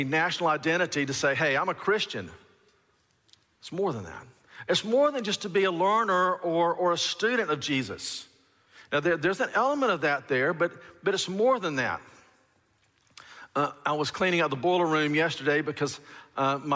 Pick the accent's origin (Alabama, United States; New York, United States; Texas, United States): Alabama, United States; I grew up in Alabama in the deep south